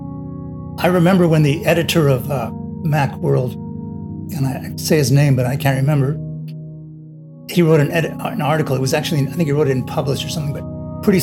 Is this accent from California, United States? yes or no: yes; Los Angeles, California, United States; I grew up in Los Angeles